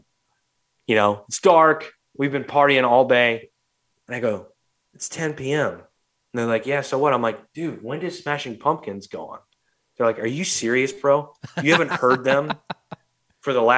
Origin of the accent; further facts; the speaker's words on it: St. Louis, Missouri, United States; two stupid, dumb hardheads from St. Louis